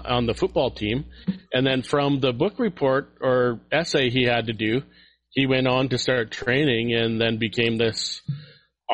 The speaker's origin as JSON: {"language": "English", "town": "Grande Prairie", "region": "Alberta", "country": "Canada", "tie": "born or raised there", "said": "I'm from Grand Prairie, Alberta."}